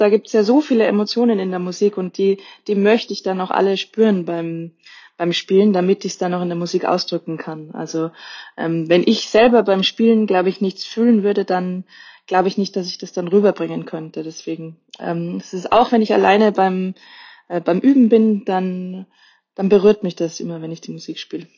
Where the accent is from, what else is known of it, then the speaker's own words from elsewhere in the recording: Austria; als Österreicherin